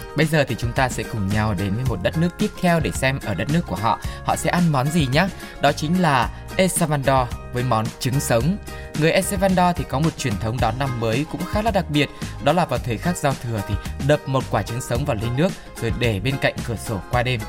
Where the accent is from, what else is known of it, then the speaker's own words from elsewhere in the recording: Vietnam; mình người Việt